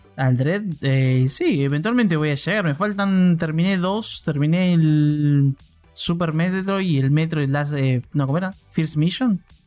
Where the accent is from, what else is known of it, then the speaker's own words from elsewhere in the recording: Argentina; mi sangre argentina